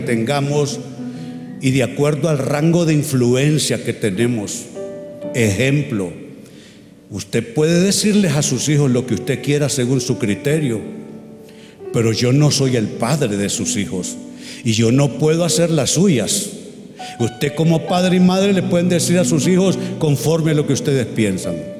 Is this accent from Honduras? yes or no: yes; Tegucigalpa, Francisco Morazán, Honduras; Yo soy de ascendencia catalana pero soy hondureño